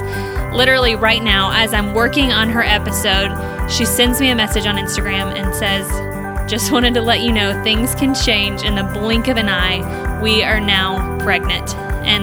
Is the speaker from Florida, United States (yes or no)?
yes; Florida, United States; I grew up in Florida